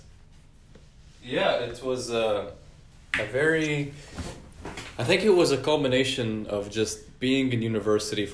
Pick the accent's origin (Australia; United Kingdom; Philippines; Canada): Canada; I'm Canadian